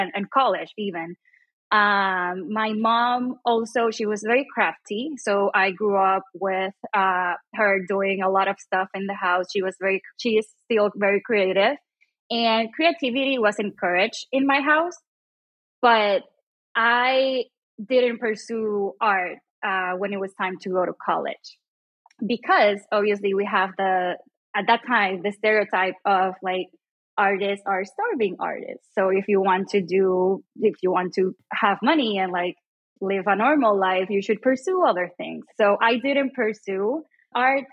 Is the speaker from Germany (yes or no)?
no; Puerto Rico; also born or lived in Chicago; I was born and raised in Puerto Rico